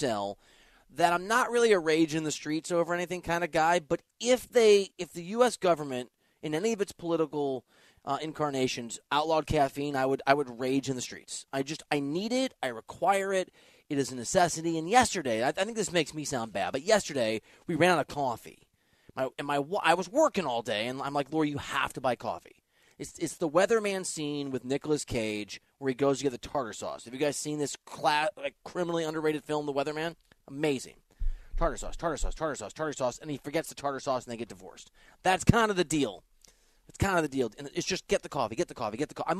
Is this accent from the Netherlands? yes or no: no; Dubuque, Iowa, United States; moved away; also born or lived in Wisconsin; I'm from Dubuque, Iowa, on the border of Wisconsin.